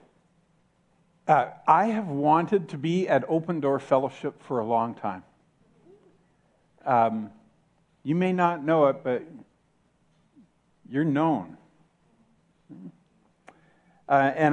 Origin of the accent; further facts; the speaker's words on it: Canada; I'm from Canada, but I'm a global Christian.